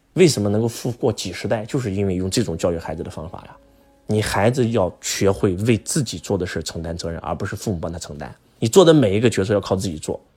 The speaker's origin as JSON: {"language": "Chinese", "country": "China", "said": "我们中国人"}